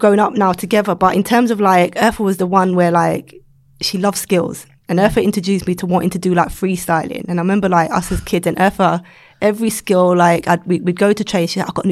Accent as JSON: {"language": "English", "region": "London", "country": "United Kingdom", "tie": "born or raised there", "said": "growing up where I grew up in Battersea, it was a multicultural estate."}